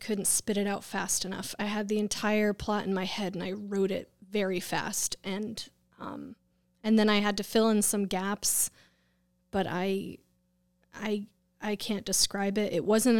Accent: West Hartford, Connecticut, United States; now in Groton, United States; West Hartford and Bloomfield.

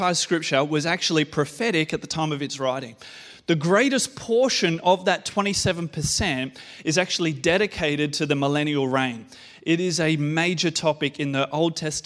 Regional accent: Australia; as an Aussie male

